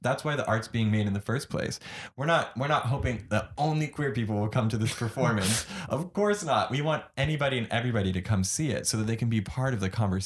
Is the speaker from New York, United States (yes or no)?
yes; New York City, New York, United States; growing up in a liberal area